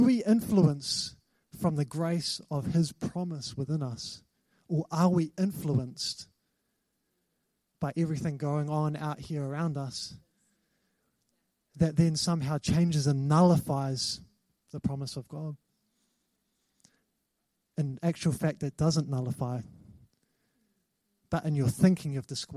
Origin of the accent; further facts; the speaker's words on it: New Zealand; I've got a New Zealand passport. I'm a New Zealand citizen. I'm not from England